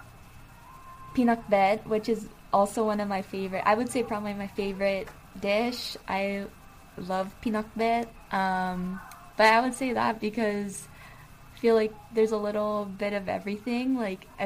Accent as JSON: {"language": "English", "area": "Oahu", "region": "Hawaii", "country": "United States", "tie": "born or raised there", "also_born_or_lived": "Seattle / California", "moved": "as an adult", "lives_now": "San Francisco, United States", "said": "was raised on Oahu, in Oahewa"}